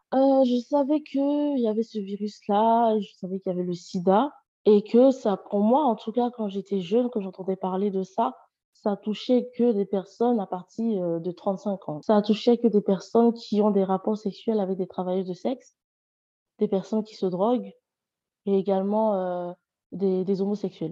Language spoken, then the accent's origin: French; Côte d’Ivoire; also born or lived in near Lyon, France; now in France; Je suis une Ivoirienne vivant près de Lyon